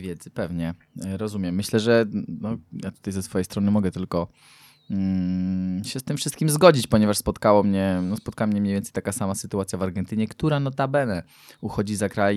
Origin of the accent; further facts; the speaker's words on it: Poland; jestem z Polski